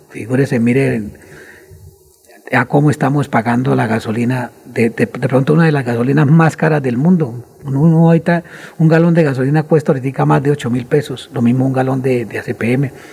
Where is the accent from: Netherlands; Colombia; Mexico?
Colombia; somos los colombianos